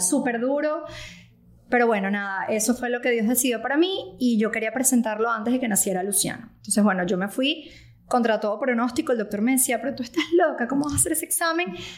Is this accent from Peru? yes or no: no; Venezuela; moved away as an adult; also born or lived in Caracas; now in United States; soy venezolana. Este, yo llegué a Estados Unidos más o menos en el 2018